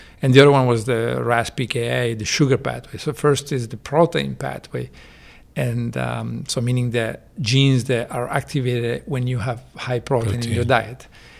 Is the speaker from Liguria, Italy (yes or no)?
yes; Genoa, Liguria, Italy; also born or lived in Chicago / Texas; now in United States; In Genova, Italy, on the coast near France.